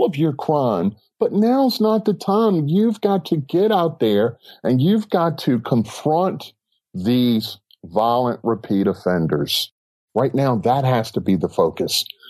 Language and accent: English; Baltimore, Maryland, United States; I grew up in West Baltimore